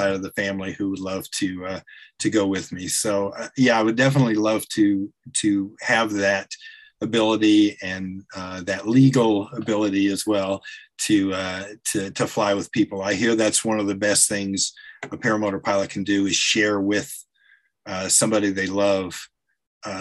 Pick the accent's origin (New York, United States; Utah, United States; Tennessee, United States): Tennessee, United States; Chattanooga; now in Atlanta, United States; I spent several years growing up in the Chattanooga area